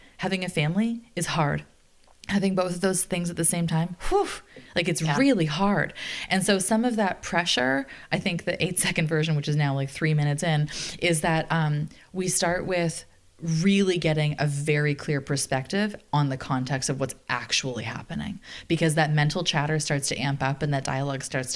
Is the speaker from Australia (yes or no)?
no; Canada; I'm Canadian